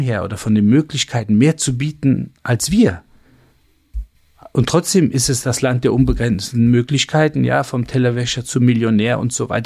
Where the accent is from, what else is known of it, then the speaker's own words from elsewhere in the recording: Germany; ich bin in Deutschland geboren, Deutschland aufgewachsen, ähm, meine gesamte Ausbildung hier gemacht